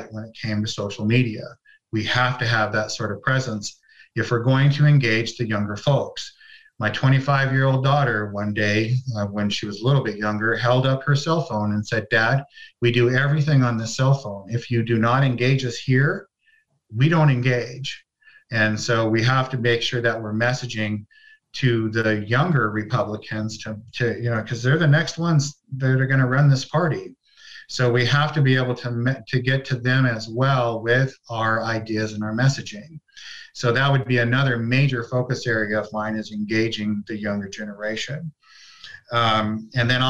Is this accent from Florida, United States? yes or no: no; San Francisco Bay Area, California, United States; moved away as an adult; now in Utah, United States; I'm from the San Francisco Bay Area